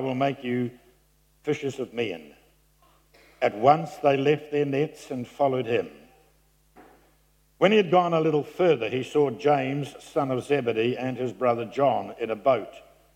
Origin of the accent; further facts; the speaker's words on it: New Zealand; I'm from New Zealand